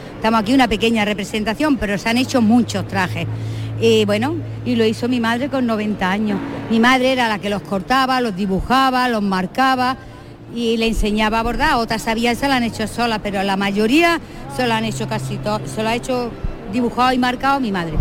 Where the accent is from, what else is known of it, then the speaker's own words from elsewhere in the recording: Frailes, Andalusia, Spain; also born or lived in Lora del Río, Seville; yo soy en Lora del Río, Sevilla. Ah. Pero yo me siento frailera porque con seis años me vine a fraile